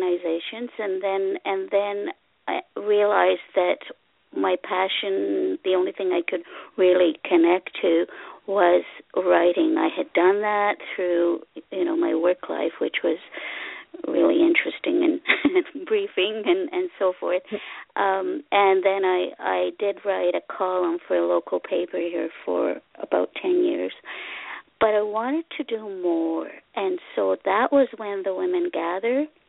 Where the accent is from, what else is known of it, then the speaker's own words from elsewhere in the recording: Ottawa, Ontario, Canada; English is a second language; also born or lived in Hungary; now in Cornwall, Canada; I came as a child from Hungary in gazillion years ago, and I lived in the capital city of Canada, Ottawa, for a good 40-some years